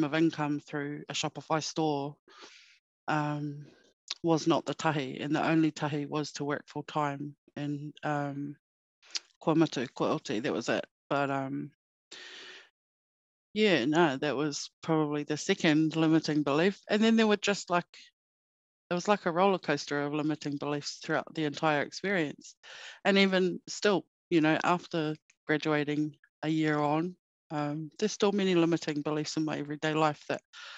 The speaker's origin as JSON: {"language": "English", "area": "Murihiku, Hokonui", "region": "Southland", "country": "New Zealand", "tie": "born or raised there", "also_born_or_lived": "Northland, New Zealand", "moved": "yes", "lives_now": "Christchurch, New Zealand", "said": "I'm originally from Mirihiku, so grew up in a small town in Hokonui"}